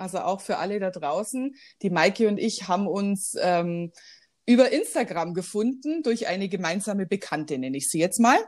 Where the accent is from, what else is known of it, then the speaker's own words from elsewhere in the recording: Weilheim-Schongau district, Bavaria, Germany; moved away as an adult; also born or lived in Shanghai; ich komme ja ursprünglich aus dem Landkreis Weilheim-Schongau